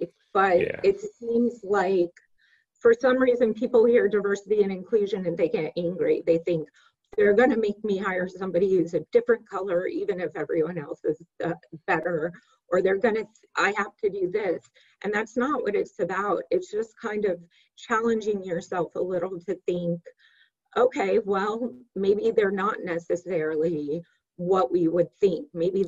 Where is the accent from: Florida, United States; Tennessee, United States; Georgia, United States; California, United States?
California, United States; Here I am from California, you know, I'm more of a free spirit.